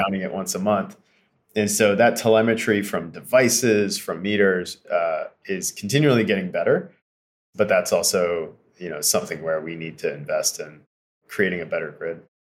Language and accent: English; Eastern Kentucky, United States; moved away; I grew up in Eastern Kentucky